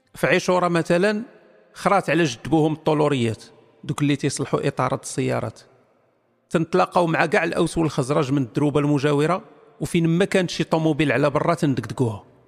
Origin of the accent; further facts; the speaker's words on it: Morocco; انا مغربي